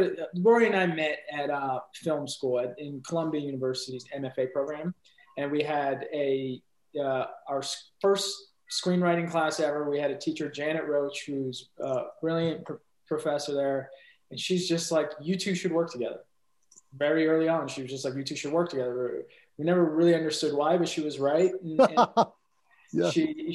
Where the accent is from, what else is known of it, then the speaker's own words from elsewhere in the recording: Iran; I'm from Iran originally. And I would spend a lot of my summers there when I was a kid.